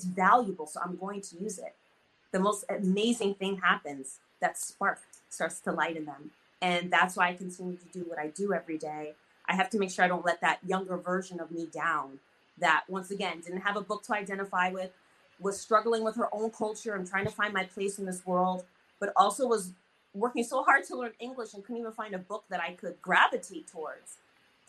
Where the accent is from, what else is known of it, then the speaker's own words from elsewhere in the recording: United States; I'm growing up in America, but I'm not quite American.